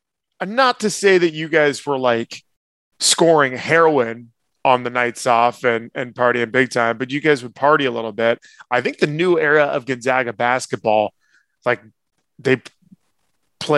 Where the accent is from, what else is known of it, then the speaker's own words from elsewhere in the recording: Petaluma, California, United States; I'm from Petaluma